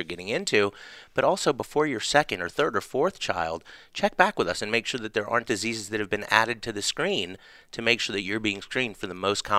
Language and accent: English; Charleston, South Carolina, United States; also born or lived in Atlanta, United States; Grew up in Charleston, South Carolina.